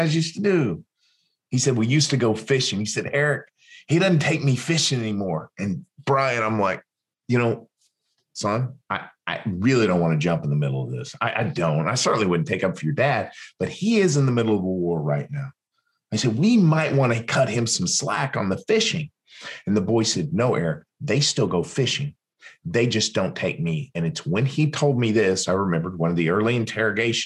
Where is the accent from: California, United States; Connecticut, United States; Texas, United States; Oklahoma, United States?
Oklahoma, United States; Western; moved away; also born or lived in Los Angeles; my hometown out in the middle of Western Oklahoma